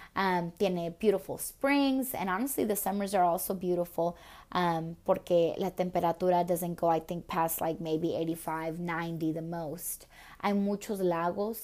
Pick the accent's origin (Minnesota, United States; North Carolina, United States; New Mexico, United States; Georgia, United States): Minnesota, United States; also born or lived in El Paso, Texas; de inmediato after I was born, I went back to Minnesota, and it wasn't until my um, my dad settled up in Minnesota that he took my mom with, and since the age of four, um, I was in Minnesota